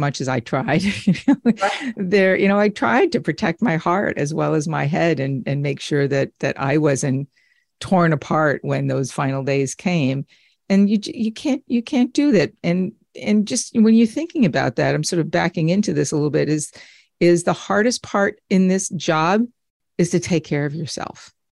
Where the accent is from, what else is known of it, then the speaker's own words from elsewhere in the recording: United States; moved away as an adult; also born or lived in Redding, Connecticut; now in Florida, United States; We're from the New York tri-state area